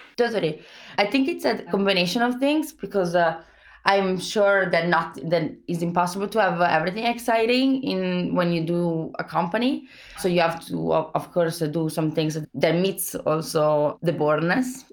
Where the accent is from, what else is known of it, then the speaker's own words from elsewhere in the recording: Italy; accent: Italian; English is a second language; moved away; I'm Italian